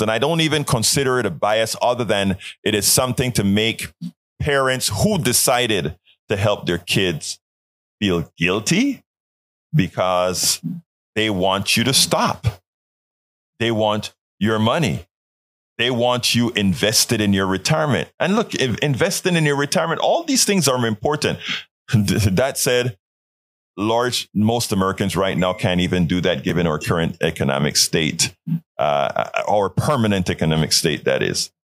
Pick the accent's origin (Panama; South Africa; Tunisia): Panama; Colón; now in United States; Panama, in Colon, where I'm from